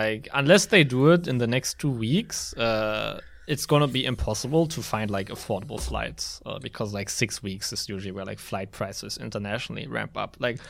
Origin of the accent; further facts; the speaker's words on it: Berlin, Germany; I'm from Berlin.